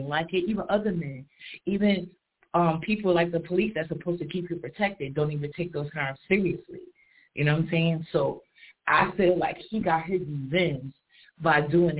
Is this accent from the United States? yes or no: yes; New York City, New York, United States; I'm from Harlem